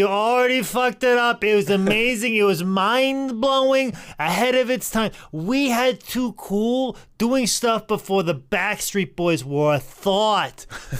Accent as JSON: {"language": "English", "region": "New York", "country": "United States", "said": "Cause I'm from New York. The Empire State, the world, the country are just copying what we're doing on the street."}